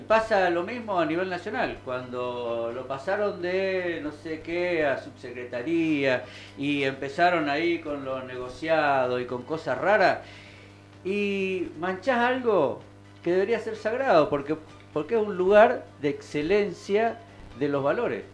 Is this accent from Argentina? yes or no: yes; Argentina; como ciudadano argentino